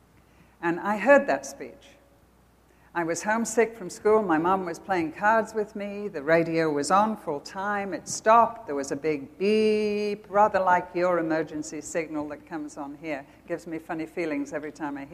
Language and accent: English; United Kingdom; accent: British; moved away as an adult; now in United States; I still sound British